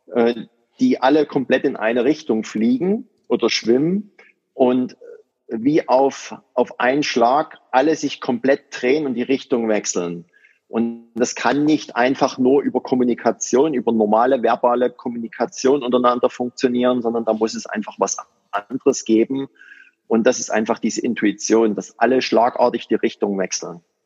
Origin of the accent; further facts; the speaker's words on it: near Dresden, Saxony, Germany; ich komme aus der Nähe von Dresden